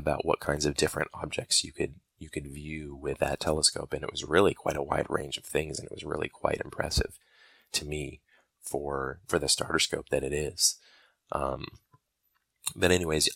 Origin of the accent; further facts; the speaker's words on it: Michigan, United States; moved away as an adult; also born or lived in Alabama; I was born and raised in Michigan, and I actually went to college in Alabama